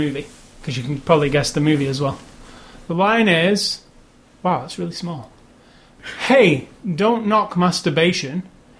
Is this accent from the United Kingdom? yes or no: yes; United Kingdom; because I'm British, and it's obviously a British at heart story.